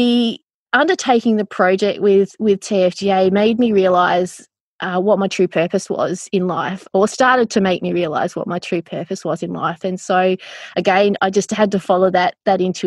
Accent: northwest coast of Tasmania, Australia; I grew up on the northwest coast of Tassie

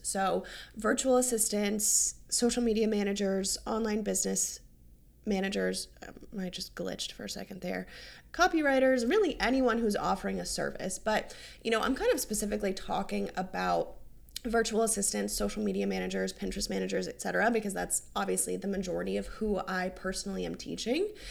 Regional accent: North Carolina, United States; now in Hilton Head, United States; I'm from North Carolina

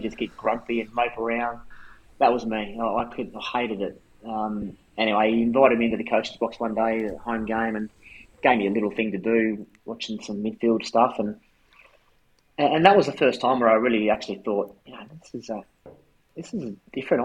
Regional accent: Brisbane, Queensland, Australia; moved away; also born or lived in Adelaide; I grew up in Brisbane.

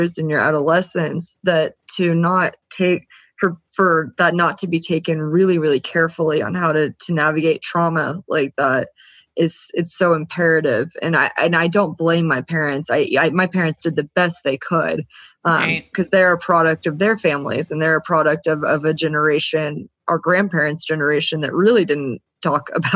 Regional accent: the South, United States; I was very much from the South, which is also very, you know, debutante South is very heavy on appearances. I kind of grew up in a world

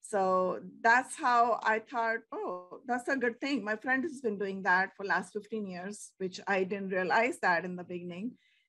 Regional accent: India; moved away; We are like from India too.

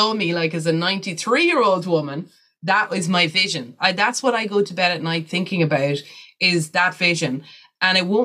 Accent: Ireland; being an Irish white woman

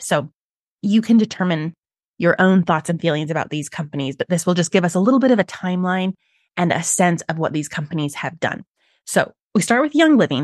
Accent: Utah, United States; I'm from Utah, which is the birthplace of several multi-level marketing companies

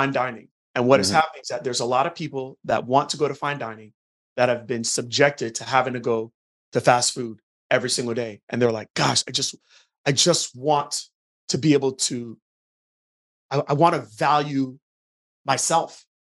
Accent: Jamaica; now in United States; I'm originally from Jamaica

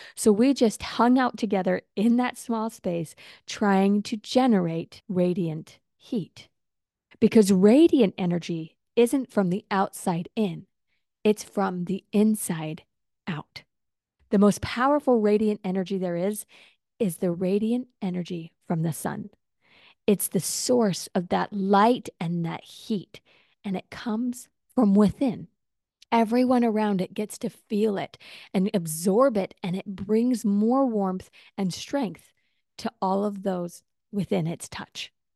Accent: Utah, United States; now in Texas, United States; growing up in Utah

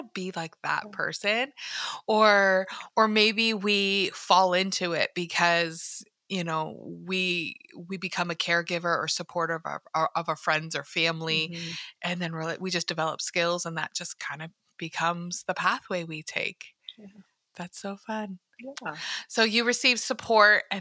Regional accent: Canada; I'm from Canada.

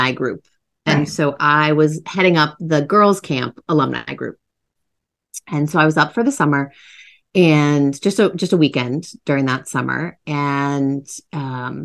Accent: about a half hour west of Boston, Massachusetts, United States; also born or lived in Washington, D.C.; I was from Massachusetts and I still live once again in the town that I grew up in the city I grew up in, about a half hour west of Boston.

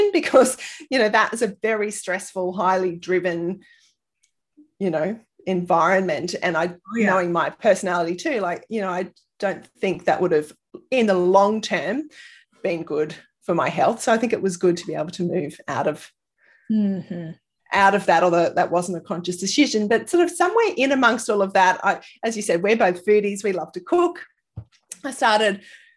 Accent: Sydney, New South Wales, Australia; moved away as an adult; now in Brisbane, Australia; I actually grew up in Sydney

